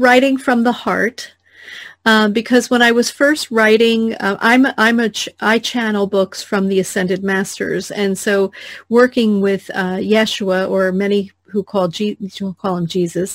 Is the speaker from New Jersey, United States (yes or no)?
yes; New Jersey, United States; I grew up in New Jersey, which is we curse a lot there